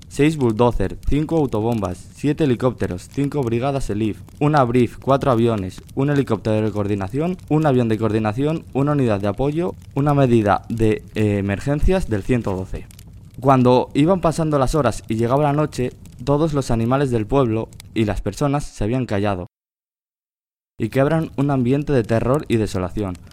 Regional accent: Valporquero de Rueda, Castile and León, Spain

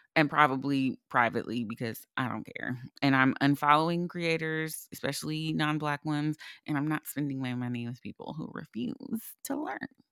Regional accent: United States; as an American

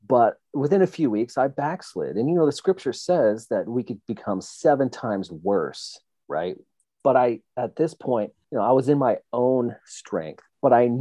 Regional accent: Lowell, Oregon, United States; I planted a church at 19 in Lowell, Oregon

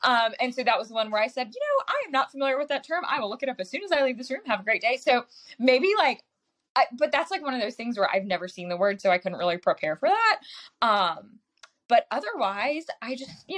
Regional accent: South Carolina, United States; my home state of South Carolina

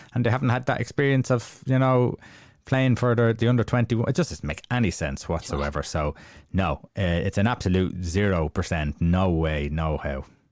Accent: Ireland; we're Irish

